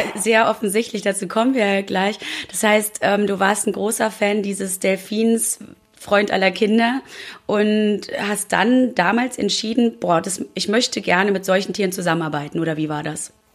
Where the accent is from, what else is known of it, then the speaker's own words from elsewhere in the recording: East Germany, Germany; ich bin auch gebürtiger DDR-Bürger